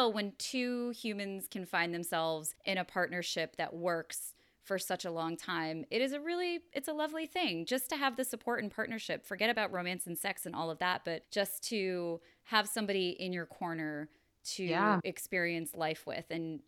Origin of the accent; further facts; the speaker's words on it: New York, United States; I grew up in New York and I don't know if I don't think it's necessarily a New York LA thing